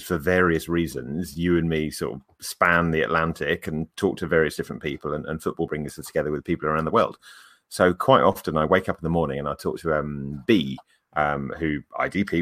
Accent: England, United Kingdom; accent: English; very few people sound as English as

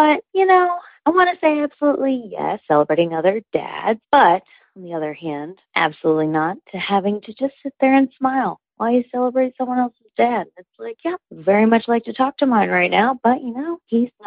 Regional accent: Birmingham, Alabama, United States; now in Miami, United States; I'm from Birmingham, Alabama, living in Miami, Florida

